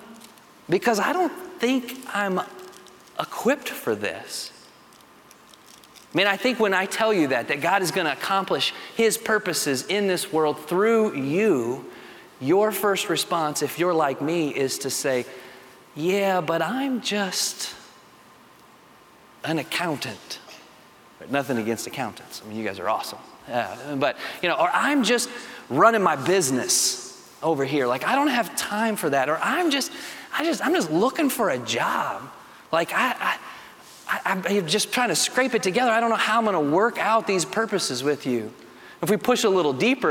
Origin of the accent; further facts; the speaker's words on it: Lexington, Kentucky, United States; I grew up in Lexington, Kentucky.